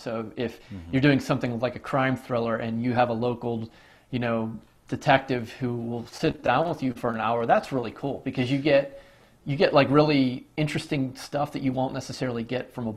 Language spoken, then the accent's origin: English; Pittsburgh, Pennsylvania, United States; when I was growing up in Pittsburgh, it was the Mario Lemieux era